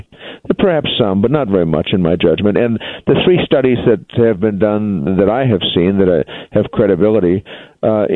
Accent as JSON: {"language": "English", "region": "North Dakota", "country": "United States", "tie": "born or raised there", "said": "North Dakota, there's probably more hydraulic fracturing going on in my home state than anywhere at the moment."}